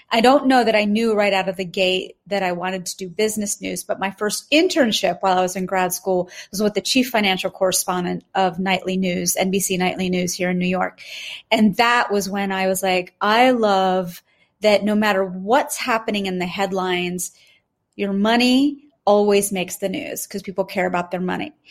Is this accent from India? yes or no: yes; India; Because truly, as we're being raised as Indian women, there's no space to have conversations about becoming CEO, COO, managing director, senior counsel, not in our friend circle, not in our home circles.